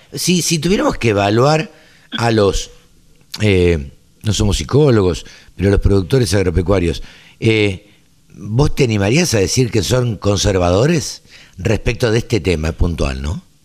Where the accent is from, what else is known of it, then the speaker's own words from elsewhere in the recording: Maipú, Argentina; moved away; mi pueblo, a Maipú